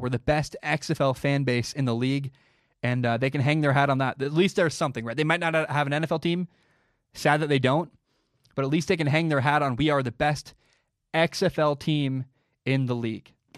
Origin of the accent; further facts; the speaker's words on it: Portland, Oregon, United States; I grew up in Portland, Oregon.